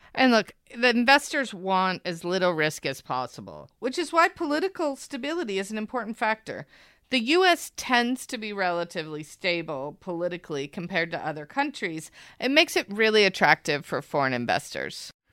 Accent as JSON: {"language": "English", "country": "United States", "said": "I'm from the United States."}